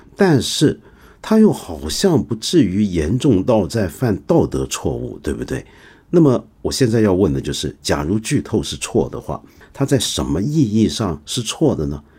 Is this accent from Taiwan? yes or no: no; China; 我们中国人